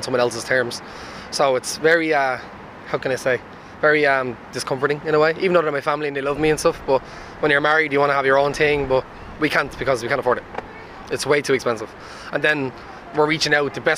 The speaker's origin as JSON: {"language": "English", "town": "Dublin", "region": "Leinster", "country": "Ireland", "said": "I'm from Tala, from Jobstown"}